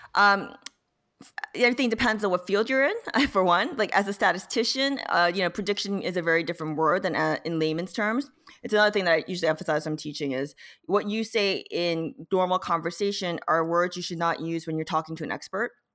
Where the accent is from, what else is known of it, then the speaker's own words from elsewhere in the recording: South Korea; now in United States; I was born in Korea, I came to America, eventually became a citizen partly 'cause I was applying to grad school